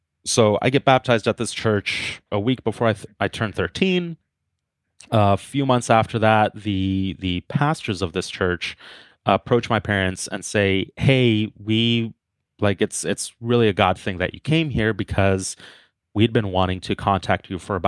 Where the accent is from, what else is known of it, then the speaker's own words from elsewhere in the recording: Guatemala; born there; So yeah, just to start off, I was born in Guatemala. My parents are both Guatemalan.